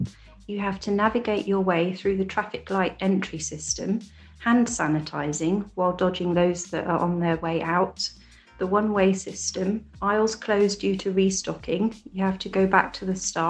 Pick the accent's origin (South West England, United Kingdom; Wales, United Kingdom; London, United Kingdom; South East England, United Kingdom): South West England, United Kingdom; Brixham; I'm from Brixham in Devon